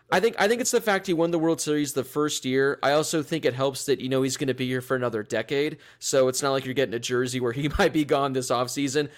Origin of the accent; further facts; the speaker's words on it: Los Angeles, California, United States; born and raised in Los Angeles